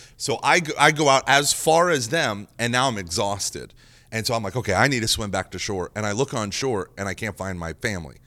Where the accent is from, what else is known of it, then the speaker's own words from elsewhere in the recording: Oklahoma, United States; moved away; growing up in Oklahoma